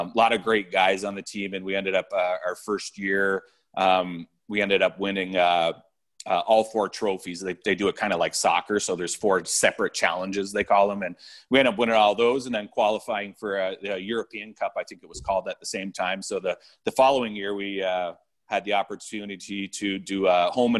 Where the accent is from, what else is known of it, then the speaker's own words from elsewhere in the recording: Amherstburg, Ontario, Canada; moved away as an adult; I grew up in Amherstburg, Ontario, playing for the North Stars